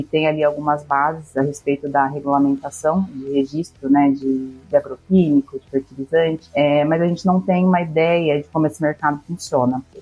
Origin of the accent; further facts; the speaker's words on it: Dourados, Mato Grosso do Sul, Brazil; É, a minha história começa lá no Mato Grosso do Sul, né? Eu sou de Dourados, mas a minha família, ela é sempre foi um pouco nômade aí por conta das origens comerciais, né?